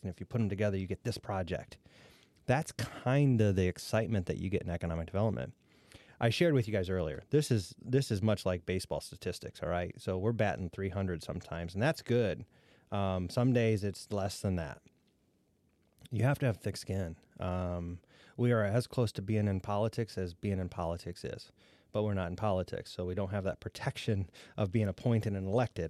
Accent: Defiance County, Ohio, United States; I grew up in Defiance County, and my first economic development job was in Defiance County, Ohio

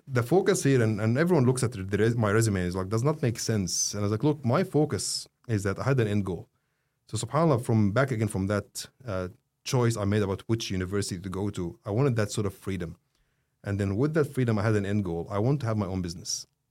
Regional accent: Saudi Arabia; also born or lived in Egypt; now in Australia; I was born in Saudi, but I'm not a Saudi

